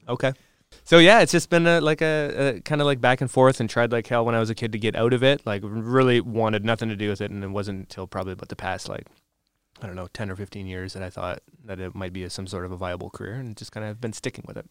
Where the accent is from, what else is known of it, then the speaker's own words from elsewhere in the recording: Windsor, Ontario, Canada; I'm originally from the Windsor area